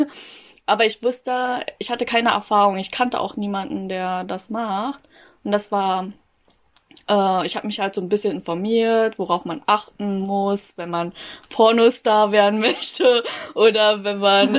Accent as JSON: {"language": "German", "region": "Berlin", "country": "Germany", "tie": "born or raised there", "said": "ich bin Berlin aufgewachsen. Ich würde mich jetzt auch als Berlinerin bezeichnen, weil ich äh, als zehn Jahre hier lebe"}